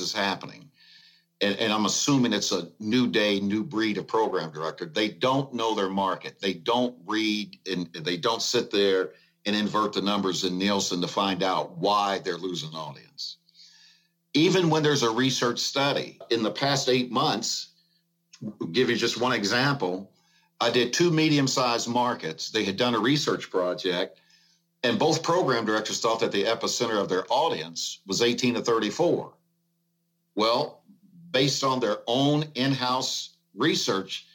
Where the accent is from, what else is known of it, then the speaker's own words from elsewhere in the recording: Evansville, Indiana, United States; I worked at three winning radio stations in my hometown of Evansville, Indiana.